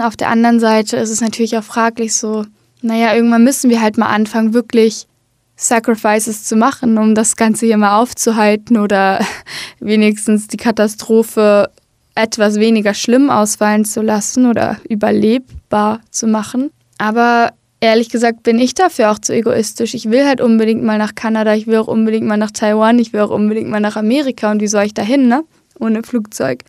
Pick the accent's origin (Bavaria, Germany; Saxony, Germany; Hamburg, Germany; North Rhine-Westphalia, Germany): Hamburg, Germany; also born or lived in Berlin; in Hamburg habe ich den Großteil meines Lebens gelebt